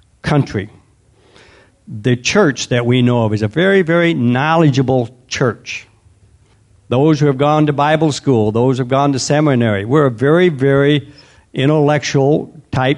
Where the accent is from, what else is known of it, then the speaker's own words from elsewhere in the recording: United States; we as an American culture